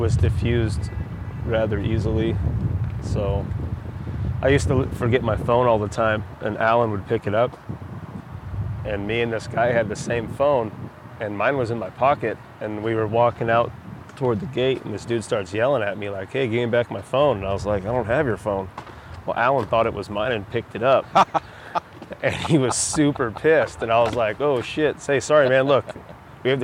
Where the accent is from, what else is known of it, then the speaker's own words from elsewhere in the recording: Lakewood, United States; where I grew up in Lakewood